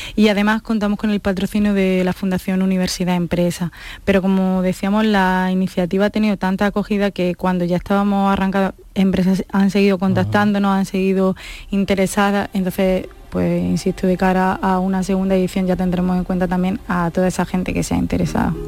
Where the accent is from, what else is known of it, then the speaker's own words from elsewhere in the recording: Almería, Andalusia, Spain; also born or lived in Granada; yo soy de Almería, aunque ah. estudié en Granada